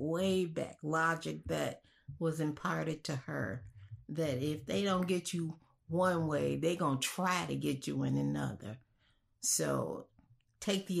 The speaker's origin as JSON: {"language": "English", "town": "Chicago", "region": "Illinois", "country": "United States", "said": "I'm from Chicago, and I'm a college-educated Black woman"}